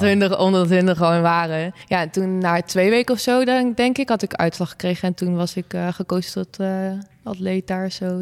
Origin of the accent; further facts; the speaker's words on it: Wezep, Gelderland, Netherlands; Ik kom zelf uit Wezen, het dorpje bij Zwolle